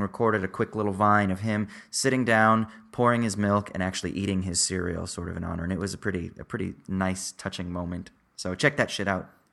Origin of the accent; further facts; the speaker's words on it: Southern Orange County, California, United States; growing up in Southern Orange County